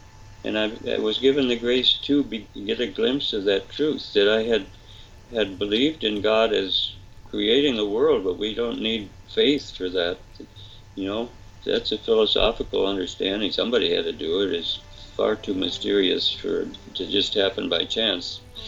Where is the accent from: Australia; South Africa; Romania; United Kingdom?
United Kingdom; England; Father, I'm English, you know, and the English are kind of stiff upper lip, you know, we can do it, you know.